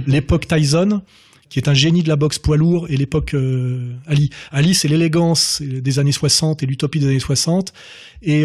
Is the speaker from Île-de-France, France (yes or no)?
yes; Meudon, Île-de-France, France; quand j'étais gamin J'étais à Meudon-la-Forêt, là, euh, donc euh, dans une cité euh, dortoir ouvrière